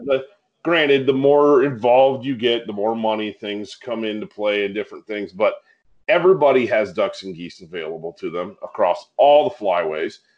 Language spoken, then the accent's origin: English; Michigan, United States; we grew up in the woods